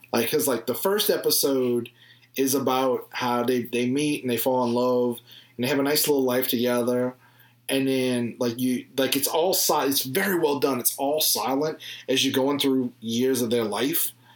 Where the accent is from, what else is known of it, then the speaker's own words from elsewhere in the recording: the South, United States; I'm from the South